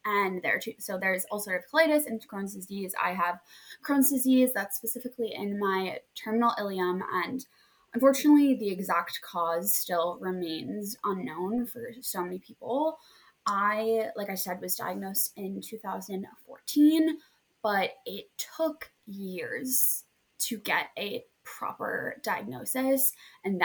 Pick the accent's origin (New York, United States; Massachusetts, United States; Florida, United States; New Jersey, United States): New Jersey, United States; also born or lived in Hoboken; I am from New Jersey and I currently live